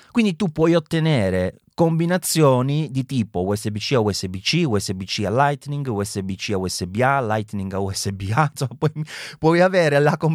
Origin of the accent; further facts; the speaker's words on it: Southern Italy, Italy; della mia terra del sud